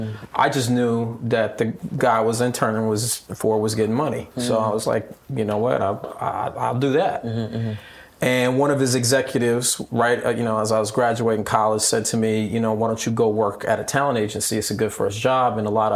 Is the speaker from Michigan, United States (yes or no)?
no; Long Beach, California, United States; I was born in Long Beach, California. Raised by my grandmother and my father.